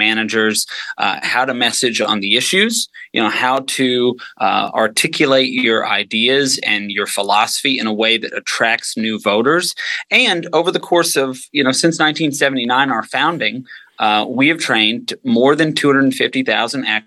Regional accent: outside Nashville, Tennessee, United States; moved away as an adult; now in Arlington, United States; I grew up outside Nashville, Tennessee

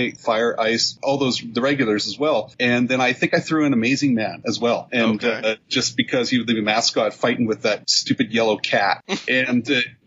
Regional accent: Canada; I'm the Canadian

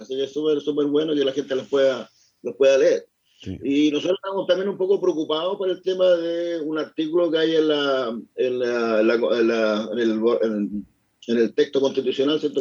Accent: Chile; somos chilenos

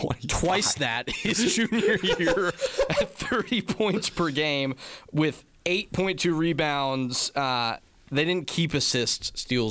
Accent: North Carolina, United States; Growing up in North Carolina, it was actually David Thompson.

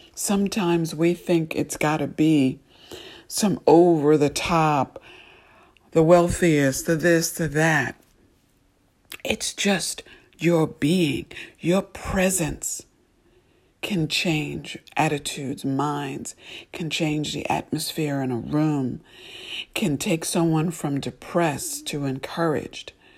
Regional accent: New York, United States; I grew up ice skating in New York, um, every weekend with friends

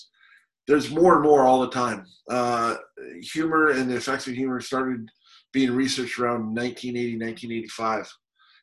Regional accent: Canada; moved away as an adult; now in Walla Walla, United States; I'm Canadian, grew up in the Rockies, and then we came down here for school

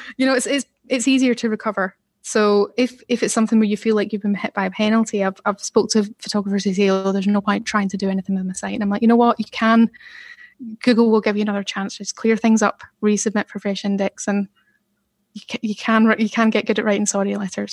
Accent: Glasgow, Scotland, United Kingdom; moved away as an adult; now in Manchester, United Kingdom; I grew up in the East End of Glasgow

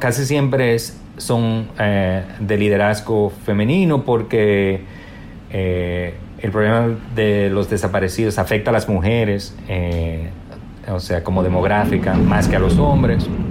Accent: Dominican Republic; also born or lived in New York, United States; now in United States; no nos podemos dar el lujo de volver a nuestro país

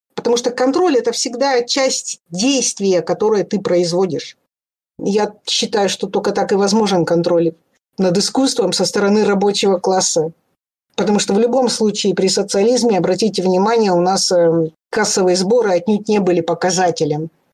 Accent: Pechora, Komi Republic, Russia; Я же выросла в Печоре

